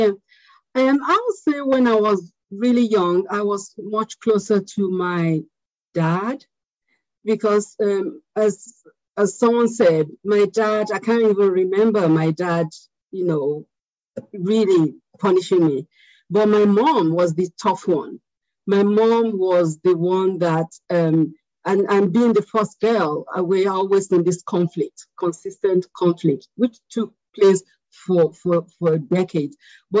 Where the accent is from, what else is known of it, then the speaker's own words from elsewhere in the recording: United Kingdom; born there; now in United States; I'm Nigerian American because I still am Nigerian, even though I was born in Britain. I have a British passport, but I still want to be identified as Nigerian.